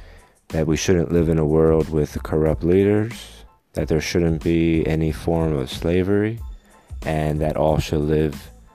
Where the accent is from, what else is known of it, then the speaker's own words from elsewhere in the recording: Philadelphia, Pennsylvania, United States; I am a poet from Philadelphia, Pennsylvania, United States of America, planet Earth.